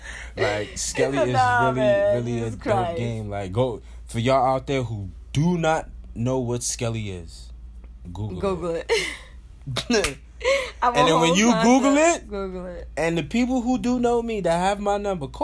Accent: New York City, New York, United States; also born or lived in Staten Island, New York; I'm from Brooklyn

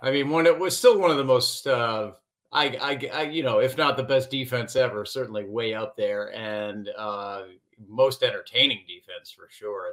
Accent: Chicago, Illinois, United States; I grew up in the Chicago area

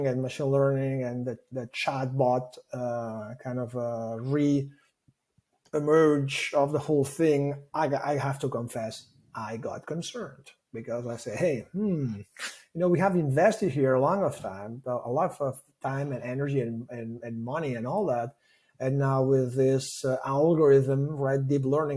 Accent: Barcelona, Catalonia, Spain; first language Catalan; English is a second language; I am from Barcelona. So my mother tongue is Catalan.

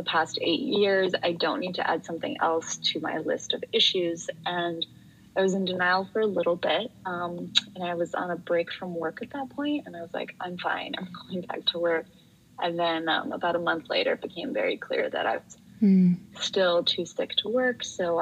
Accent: a suburb of Chicago, Illinois, United States; I grew up in a suburb of Chicago

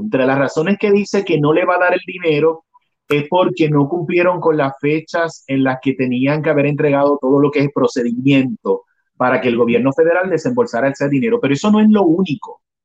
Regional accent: Puerto Rico

